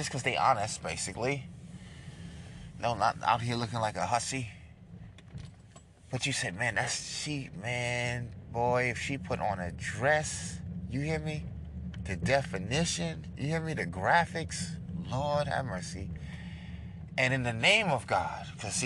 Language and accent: English; New York, United States; I'm from New York